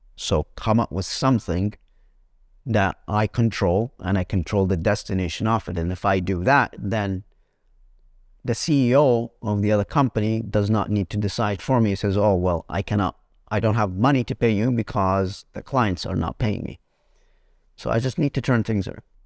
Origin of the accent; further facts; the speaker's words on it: Egypt; moved away; we come from Egypt